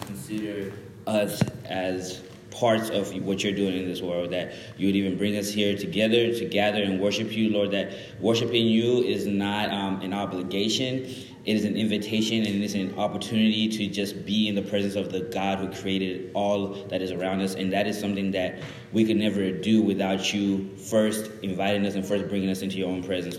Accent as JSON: {"language": "English", "town": "Dallas", "region": "Texas", "country": "United States", "tie": "born or raised there", "also_born_or_lived": "Zimbabwe", "second_language": "English", "said": "I was born in Zimbabwe, moved to America when I was like seven years old. Grew up in, then from there I was in Dallas, and I was like a little ghetto kid in Dallas"}